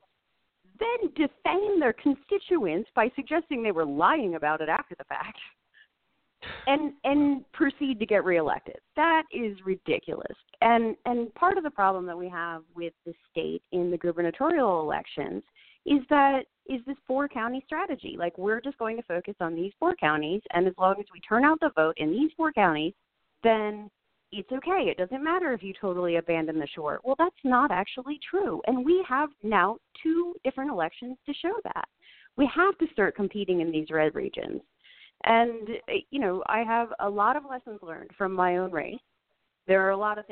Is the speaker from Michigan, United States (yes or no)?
no; Bel Air, Maryland, United States; I'm from District 1. I grew up in Bel Air